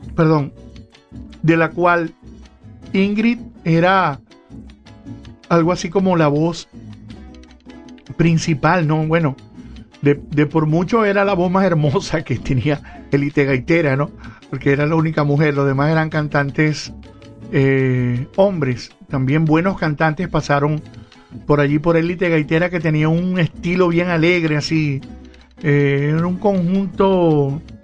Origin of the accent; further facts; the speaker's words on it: Venezuela; como venezolanos